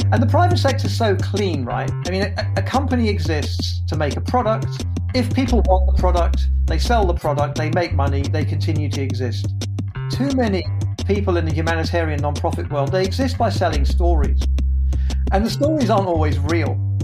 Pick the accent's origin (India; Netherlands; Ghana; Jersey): Jersey; I was born in Jersey, in the Channel Islands. That's not New Jersey.